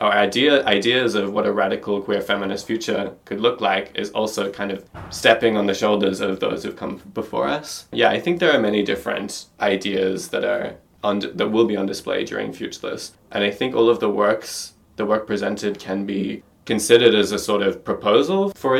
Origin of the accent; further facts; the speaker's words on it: Australia; now in Berlin, Germany; I'm an Australian artist based in Berlin